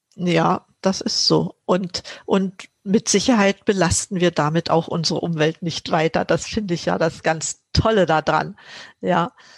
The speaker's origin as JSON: {"language": "German", "region": "Mecklenburg-Vorpommern", "country": "Germany", "tie": "born or raised there", "moved": "as an adult", "lives_now": "Berlin, Germany", "said": "Ich bin in Mecklenburg groß geworden."}